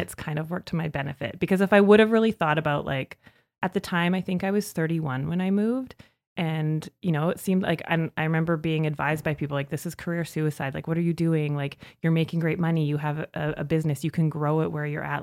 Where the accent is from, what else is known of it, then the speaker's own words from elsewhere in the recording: Saskatchewan, Canada; moved away as an adult; now in Calgary, Canada; I grew up in Saskatchewan